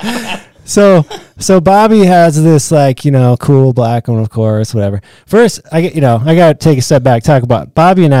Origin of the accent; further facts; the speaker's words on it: Marshalltown, Iowa, United States; I grew up in Marshalltown, Iowa